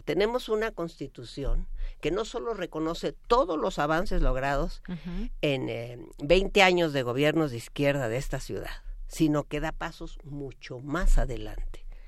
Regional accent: Mexico City, Mexico; esta ciudad que pues cuando yo fui niña corríamos por las calles y jugábamos

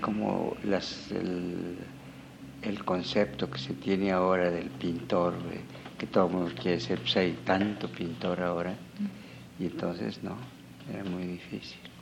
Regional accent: Mexico City, Mexico; also born or lived in Pátzcuaro, Michoacán; now in Morelia, Mexico; nací en Páscuaro, pero mis padres se vinieron a México por la revolución, entonces los primeros años fueron en Tacubaya

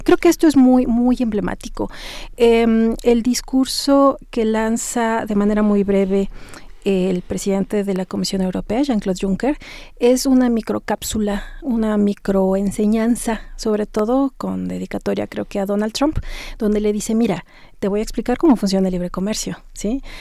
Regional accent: Mexico; como mexicanos, como ciudadanos, como eh, profesionistas

